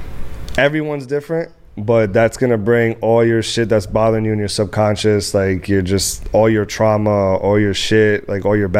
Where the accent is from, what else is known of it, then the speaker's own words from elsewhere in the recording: Dominican Republic; I'm from Dominican Republic, so that's mm-hmm. what we fucking grew up on. But in my family, old school Dominican